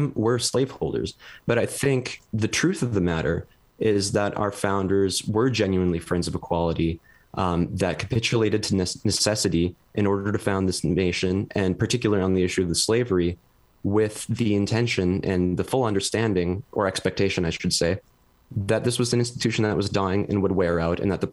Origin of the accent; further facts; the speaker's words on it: Fargo, North Dakota, United States; moved away as an adult; also born or lived in Boise, Idaho; I'm originally from Fargo, North Dakota, and then I did my undergrad at Boise State